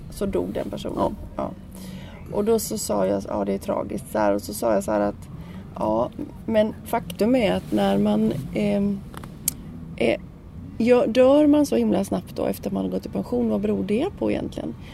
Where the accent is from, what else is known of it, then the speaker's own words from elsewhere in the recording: Sweden; vi kommer ju från Sverige